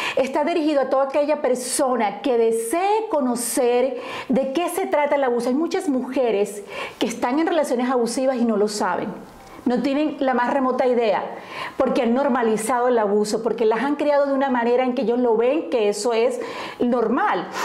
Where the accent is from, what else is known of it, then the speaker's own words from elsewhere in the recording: Colombia; moved away as an adult; now in Indiana, United States; yo soy originaria de Colombia, eh, y estoy en el estado de Indiana, vivo en el estado de Indiana hace 20 años